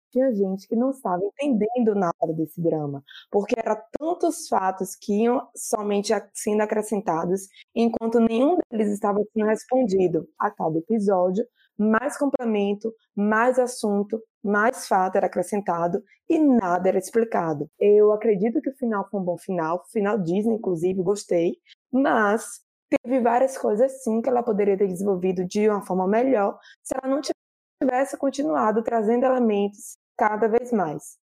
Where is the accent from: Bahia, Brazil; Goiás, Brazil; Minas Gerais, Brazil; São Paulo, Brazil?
Bahia, Brazil; Sou baiana e moro próximo a Salvador.